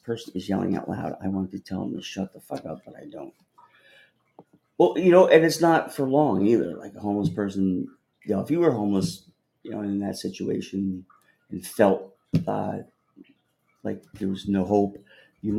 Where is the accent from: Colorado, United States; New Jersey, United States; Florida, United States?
New Jersey, United States; now in New York, United States; I grew up in New Jersey, which is 30 miles out of here, 30 miles west